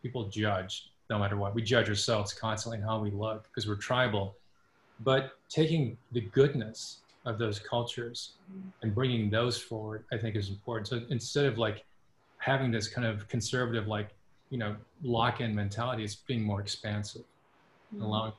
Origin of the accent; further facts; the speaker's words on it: Japan; also born or lived in New Orleans, United States; because I'm actually half Japanese, and I was born in New Orleans, but I went to school in Japan as a kid.